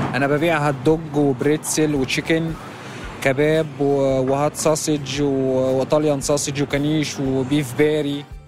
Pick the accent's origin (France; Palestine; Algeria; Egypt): Egypt; Benha, Qalyubia; now in New York, United States; انا من بطا انا من بنها من القليوبيه